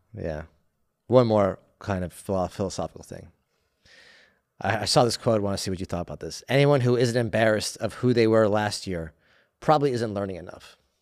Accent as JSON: {"language": "English", "country": "United States", "said": "as an American"}